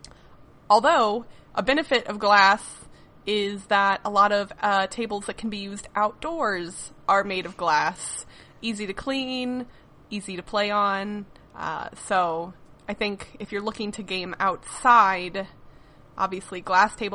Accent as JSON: {"language": "English", "region": "Midwest", "country": "United States", "tie": "born or raised there", "said": "I grew up in the Midwest"}